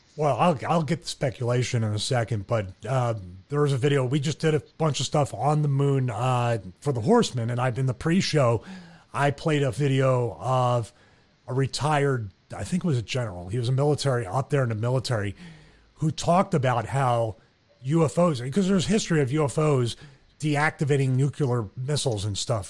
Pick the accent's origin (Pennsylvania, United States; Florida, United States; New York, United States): Pennsylvania, United States; Philadelphia; now in Atlanta, United States; I'm from Philly and we have a tendency to have tempers